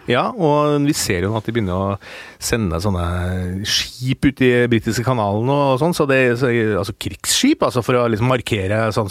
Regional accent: Steinkjer, Trøndelag, Norway; moved away; min hjemby, eh, gamle hjemby Steinkjer

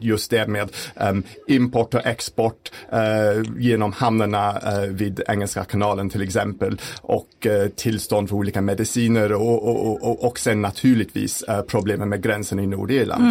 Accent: United Kingdom; now in Sweden; hemma i Storbritannien

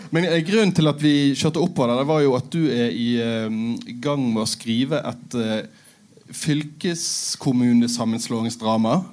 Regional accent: Bergen, Vestland, Norway; Jeg er jo fra Bergen, men i dag er det kanskje viktigst at jeg er halvt sogning.

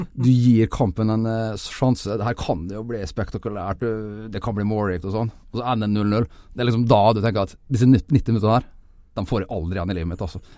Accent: Nordvestlandet, Norway; oppveksten på Nordvestlandet eh, på 80-tallet

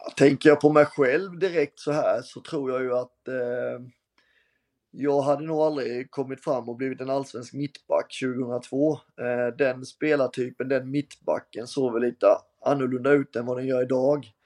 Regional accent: Halmstad, Halland County, Sweden; also born or lived in Germany / Norrköping; när man gick som liten grabb på Örnsvall och tittade på, på HBK mot alla möjliga lag

